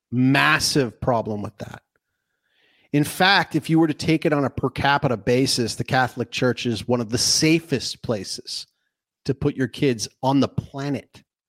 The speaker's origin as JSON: {"language": "English", "country": "Canada", "said": "I'm, I'm Canadian"}